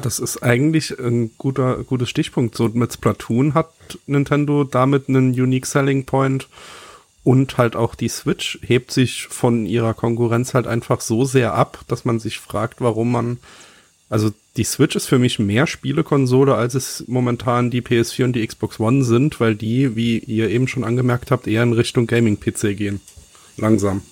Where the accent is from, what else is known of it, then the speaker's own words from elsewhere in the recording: Saarland, Germany; ich bin Saarländer